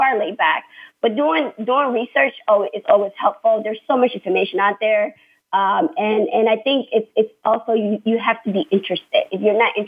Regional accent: United States; I am American

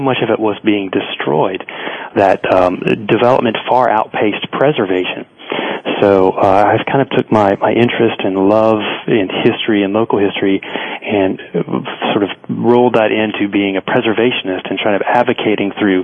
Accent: Central North Carolina, United States; growing up in Central North Carolina

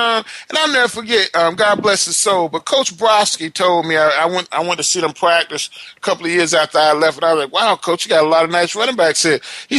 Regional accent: Palatka, Florida, United States; about 4 hours from where I grew up in Putnam County in Palatka, Florida.

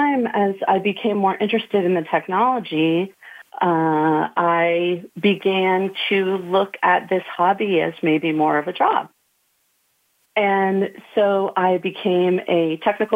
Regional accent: Connecticut, United States; moved away as an adult; also born or lived in Georgia; I grew up in the Northeast. I was born in Connecticut, which was a wonderful place to grow up

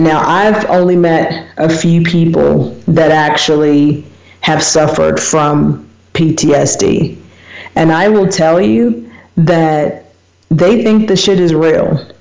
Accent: United States; moved away as an adult; now in South Africa; I'm an American. I grew up in small town

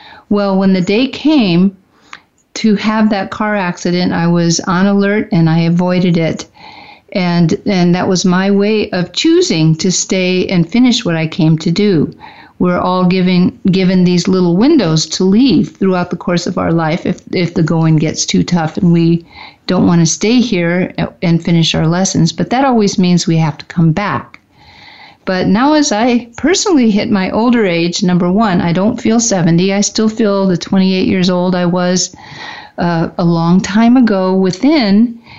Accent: Midwest, United States; born there; I was born in the Midwest. I wasn't completely raised there. I was raised all over the U.S., but mostly have Midwest roots.

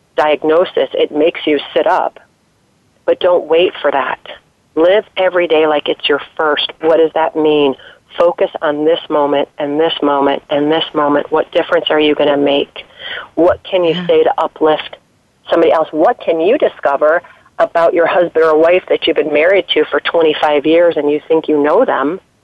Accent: East Coast, United States; moved away as an adult; also born or lived in Colorado; now in Washington D.C., United States; I grew up on the East Coast, but have been out there for a number of years, and moved back east to take a job

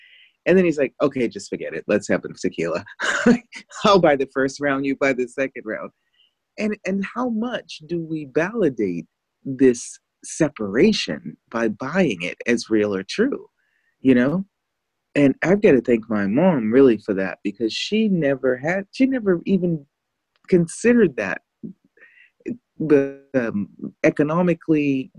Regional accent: Chicago, Illinois, United States; I'm from the States. I'm from Chicago. I'm from like the Obama, senators and stuff like that.

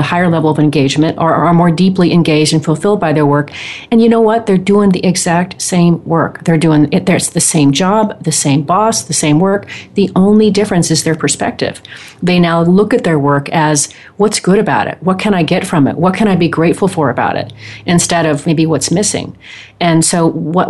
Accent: Portland, Oregon, United States; I grew up in, I spent many years in Portland, Oregon.

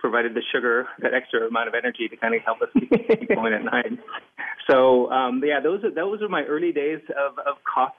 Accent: Southern California, United States; I grew up in Southern California

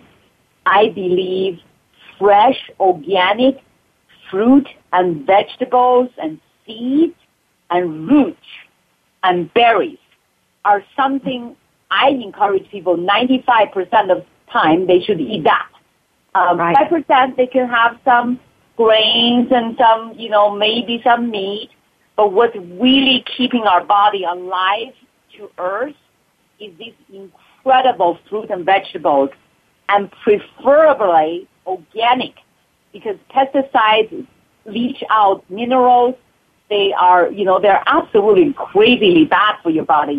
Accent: China; also born or lived in Bay Area; now in Mount Shasta, United States; I came from China

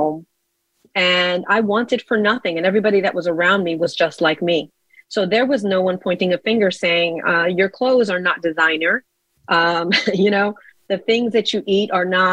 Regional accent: New York City, New York, United States; I was born in Brooklyn and raised in the projects of Marcy.

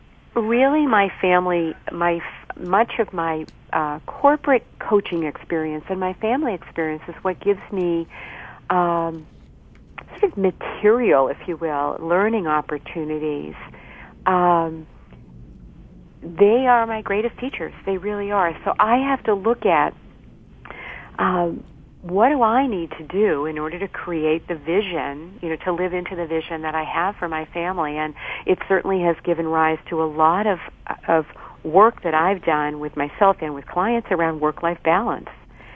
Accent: Boston, Massachusetts, United States; So I a lot of people are surprised when they hear me say that I'm from Boston, but indeed I am.

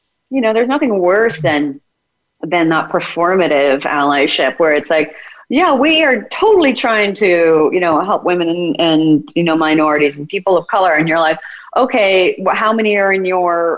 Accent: United States; I'm American

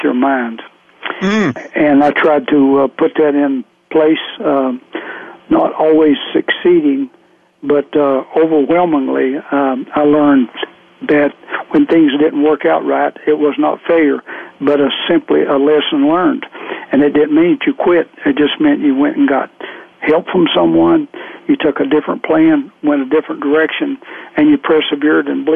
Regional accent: Southwest Virginia, United States; I grew up in Southwest Virginia

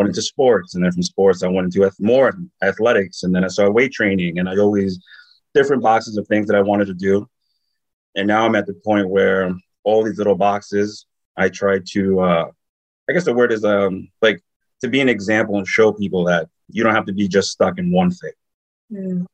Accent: New York, United States; moved away; I grew up in New York

